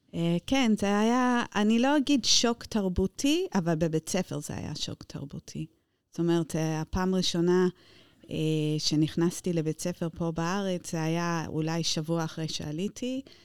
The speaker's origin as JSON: {"language": "Hebrew", "town": "Luton", "region": "East of England", "country": "United Kingdom", "tie": "born or raised there", "also_born_or_lived": "London", "second_language": "Hebrew", "moved": "as an adult", "lives_now": "Israel", "said": "נולדתי דווקא בלוטון, לא בלונדון"}